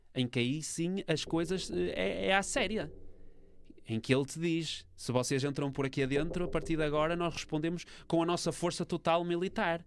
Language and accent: Portuguese; Portugal; enquanto europeu e enquanto português.